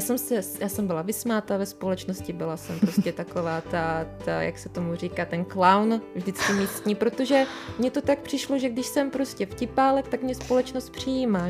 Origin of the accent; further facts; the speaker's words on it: Czechia; jak jsem z Erasmu přiletěla, jako přiletěla zpátky do Čech, mm. domů